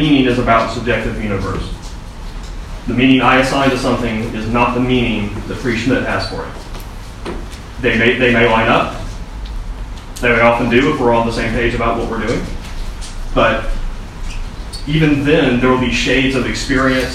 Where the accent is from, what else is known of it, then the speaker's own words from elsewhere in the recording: southern United States, United States; accent: slight southern; my slight southern accent